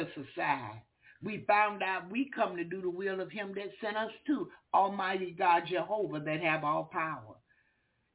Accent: the South, United States; I'm from the South

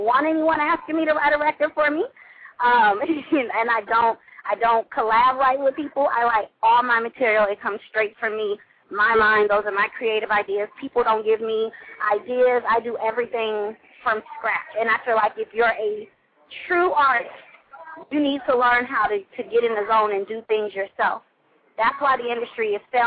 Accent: California, United States; also born or lived in Atlanta, Georgia; I'm from California, not Los Angeles

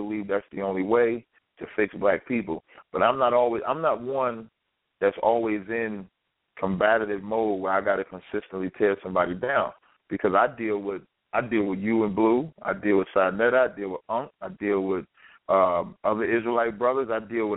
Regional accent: Jersey City, New Jersey, United States; I'm from Jersey City

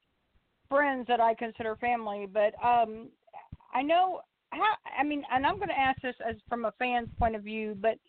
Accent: Kansas, United States; now in Arkansas, United States; I'm from Kansas originally. I've been in Arkansas since 1988

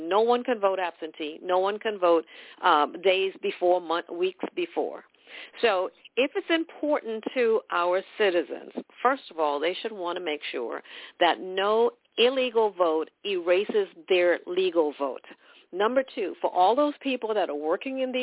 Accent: Trinidad & Tobago; now in United States; I'm from Trinidad, West Indies

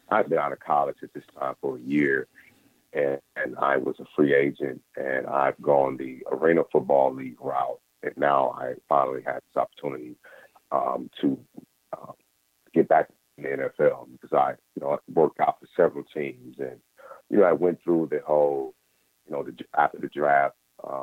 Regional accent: Mississippi, United States; Life for a black man in the 80s, growing up in Mississippi, it was a time where you kind of knew your place

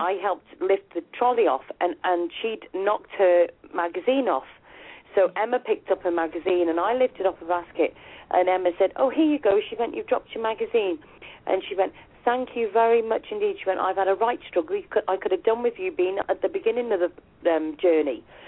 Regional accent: United Kingdom; accent: UK; my UK accent

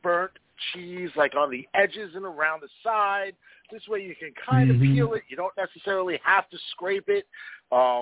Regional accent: New Jersey, United States; we're from Jersey

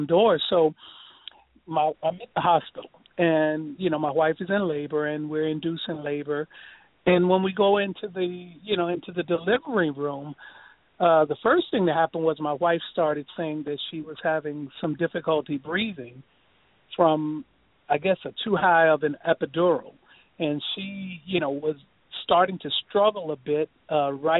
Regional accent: Richmond, Virginia, United States; moved away as an adult; now in New York area, United States; I'm from Richmond, Virginia

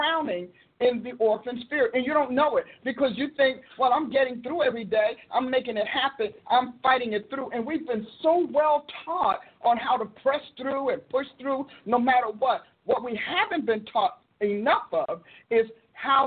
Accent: Newark, New Jersey, United States; I grew up in Newark where, you know, in the city

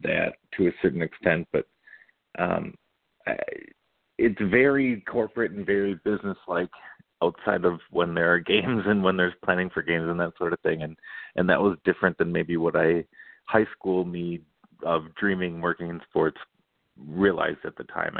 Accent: Cottage Grove, Minnesota, United States; I grew up in Cottage Grove. I know Woodbury very well.

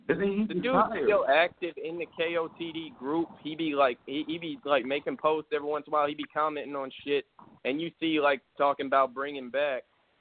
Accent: Texas, United States; I'm from Texas.

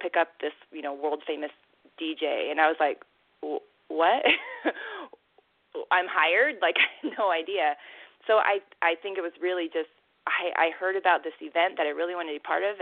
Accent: Pacific Northwest, United States; born or raised there; moved away as an adult; also born or lived in Korea / Africa / Latin America / Asia

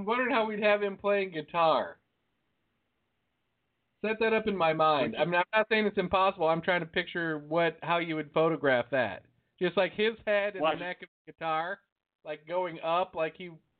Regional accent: United States; I design in inches because I'm American, goddammit. I'm proud to be.

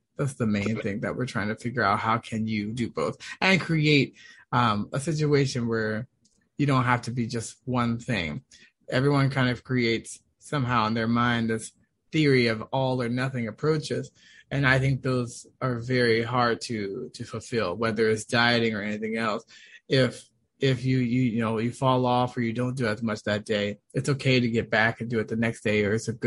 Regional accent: Washington, United States; moved away as an adult; also born or lived in Boston, Massachusetts / Malibu, California; now in California, United States; I'm originally from Washington, D.C., Maryland area

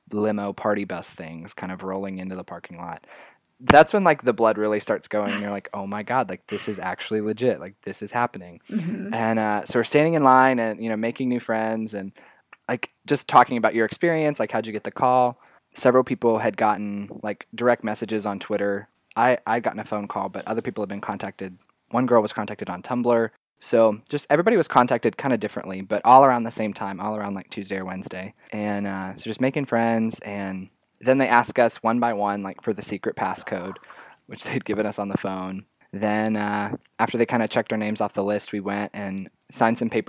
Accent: Atlanta, Georgia, United States; also born or lived in Virginia; I'm from Atlanta

